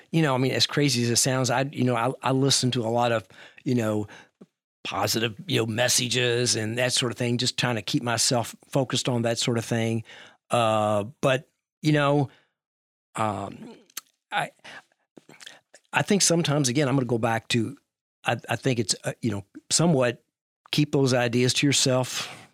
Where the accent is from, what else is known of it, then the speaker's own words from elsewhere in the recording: Louisville, Kentucky, United States; I'm from Louisville.